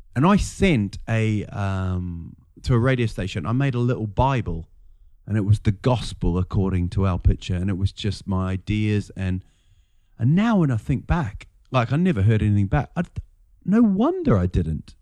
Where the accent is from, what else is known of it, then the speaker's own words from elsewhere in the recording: Rotorua, Bay of Plenty, New Zealand; moved away as an adult; also born or lived in England; now in Sweden; we're in a place called Rotorua